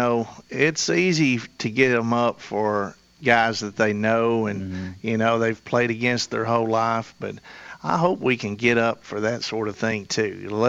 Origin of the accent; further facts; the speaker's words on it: Murfreesboro, Tennessee, United States; I'm from Murfreesboro.